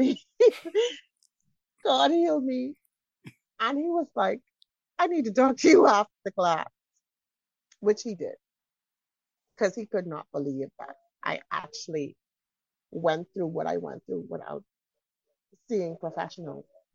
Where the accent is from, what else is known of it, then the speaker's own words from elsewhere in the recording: Bahamas; I'm from the Bahamas.